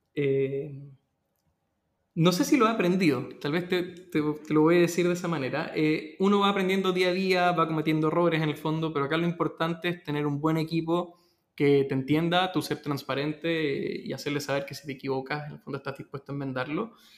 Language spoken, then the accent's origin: Spanish; Peru; now in Chile; mi familia es peruana, yo nací en Perú y llegué a Chile.